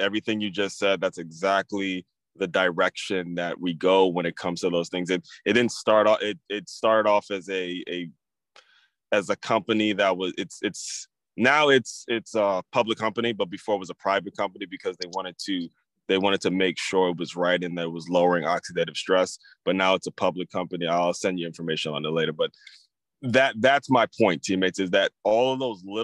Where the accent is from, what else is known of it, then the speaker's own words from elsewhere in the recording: Maryland, United States; I grew up in Maryland